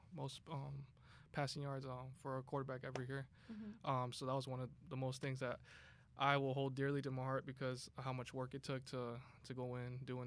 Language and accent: English; Los Angeles, California, United States; moved away as an adult; now in Hiram, United States; I'm from Los Angeles, California.